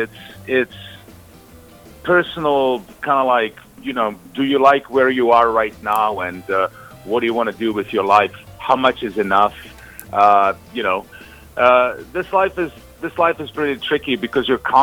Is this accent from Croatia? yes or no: yes; Croatia; moved away as an adult; now in United States; I was from Croatia, but I was actually in Serbia serving Yugoslav army